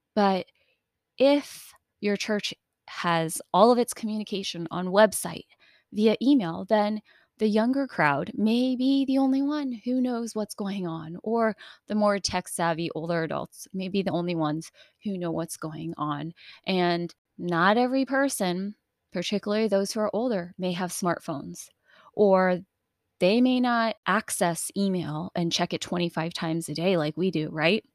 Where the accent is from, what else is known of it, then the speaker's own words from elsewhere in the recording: United States; Being Asian American